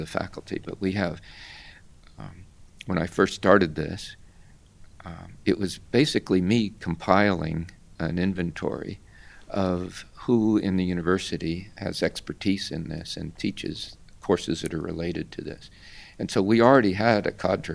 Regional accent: Opa-locka, Florida, United States; I was brought up here. I was brought up in Opa-locka.

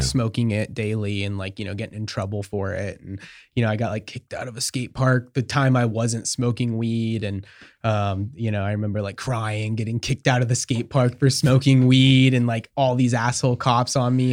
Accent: Marcola, Oregon, United States; I'm from Oregon. I grew up outside Eugene, in a s, in a small town called Marcola

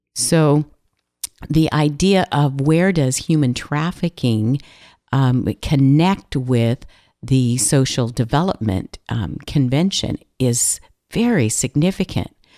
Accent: California, United States; I'm from California

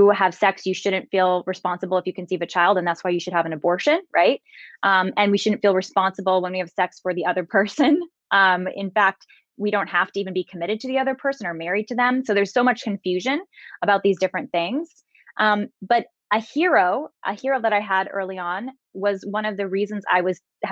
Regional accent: San Jose, California, United States; I'm from San Jose, California.

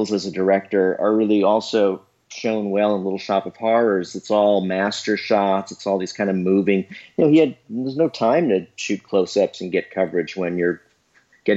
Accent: New York City, New York, United States; I grew up in New York City

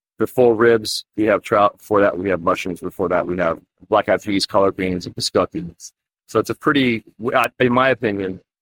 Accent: Northern California and Alaska, United States; I grew up in Northern California and Alaska.

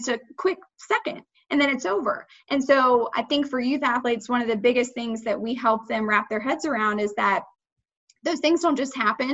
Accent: Gwinnett County, Georgia, United States; also born or lived in Snellville, Georgia / Lawrenceville, Georgia; I grew up in Gwinnett. So I started in Snellville, fourth grade, moved to Lawrenceville

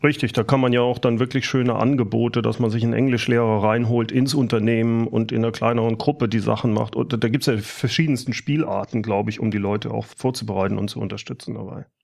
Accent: Rhineland, Germany; Ich bin ja aus dem Rheinland

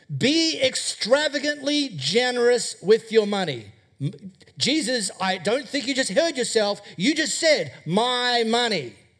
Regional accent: High Wycombe, Western Australia, Australia; I grew up in High Wycombe, just over there.

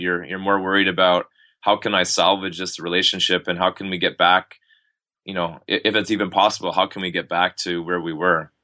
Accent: Ottawa, Ontario, Canada; born or raised there; moved away as an adult; also born or lived in Texas; now in Montreal, Canada

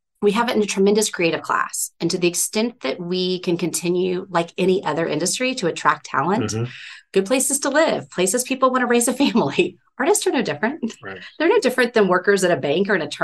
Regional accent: Dallas, Texas, United States; my hometown

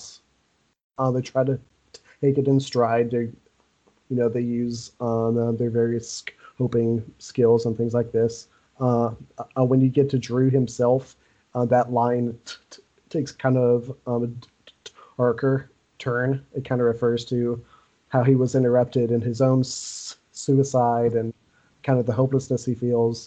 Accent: Owensboro, Kentucky, United States; also born or lived in Fayette County, Kentucky; I moved from Owensboro into Fayette County

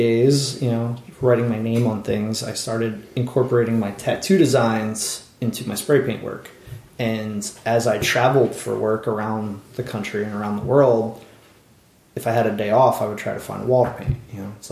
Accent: New Jersey, United States; also born or lived in Philadelphia; From South Jersey

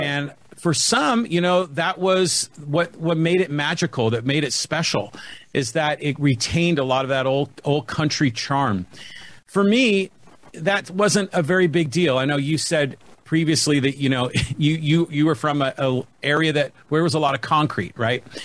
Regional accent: San Francisco Bay Area, California, United States; moved away as an adult; also born or lived in San Diego, California; now in Poway, United States; born and raised in the San Francisco Bay Area. Came down here to go to UC San Diego in the early '80s, and and just never left.

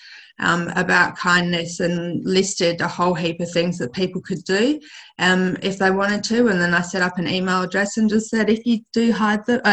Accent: Perth, Western Australia, Australia; my hometown of Perth

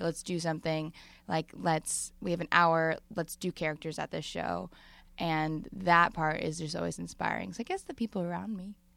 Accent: Madison, Wisconsin, United States; now in Brooklyn, United States; I'm from the Midwest

